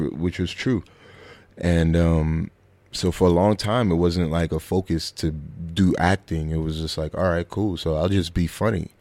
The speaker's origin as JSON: {"language": "English", "town": "New York City", "region": "New York", "country": "United States", "tie": "born or raised there", "also_born_or_lived": "Bushwick, Brooklyn", "said": "I grew up in uh, Flatbush, Brooklyn. Uh, born and raised there"}